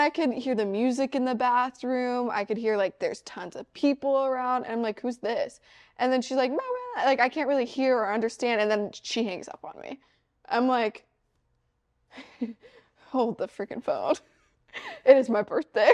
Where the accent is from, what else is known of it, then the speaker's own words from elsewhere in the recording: Missouri, United States; I'm from Missouri